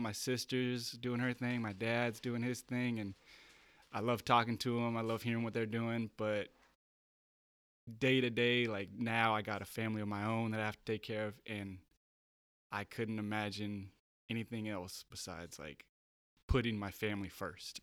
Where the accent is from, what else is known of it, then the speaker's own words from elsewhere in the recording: Bay Area, California, United States; moved away as an adult; also born or lived in Santa Cruz; now in San Diego, United States; I grew up in the Bay Area